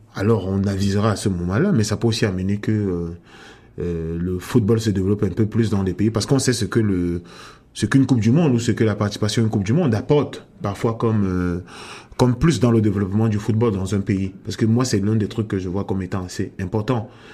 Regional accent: Cameroon; moved away as an adult; also born or lived in France; now in Canada; je, suis né au Cameroun et à ce jour j'ai passé presque la moitié de de ma vie euh, hors du Cameroun

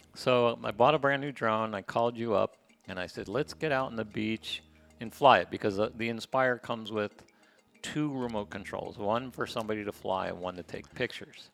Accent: United States; now in Playa del Carmen, Mexico; I just hate saying I'm American

